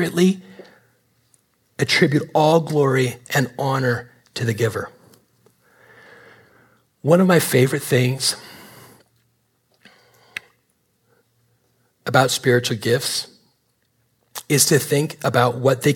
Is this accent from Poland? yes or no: no; Canada; moved away; I'm Canadian